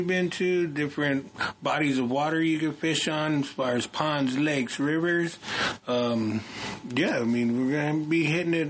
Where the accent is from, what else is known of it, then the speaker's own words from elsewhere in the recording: South Texas, United States; now in Colorado, United States; Well, I come from South Texas.